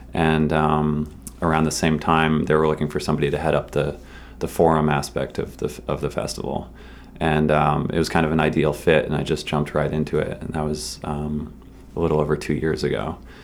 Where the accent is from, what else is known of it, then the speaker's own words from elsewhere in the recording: Massachusetts, United States; I grew up in Massachusetts